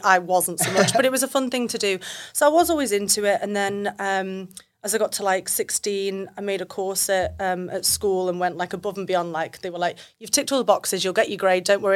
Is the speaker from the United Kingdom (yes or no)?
yes; United Kingdom; now in Australia; I'm British